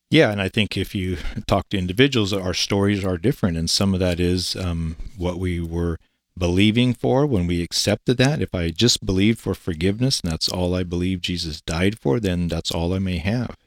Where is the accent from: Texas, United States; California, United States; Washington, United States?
Washington, United States; Eastern; moved away as an adult; also born or lived in Kennewick, Washington / Denver, Colorado; I was born and raised in Eastern Washington. I grew up as a farm boy.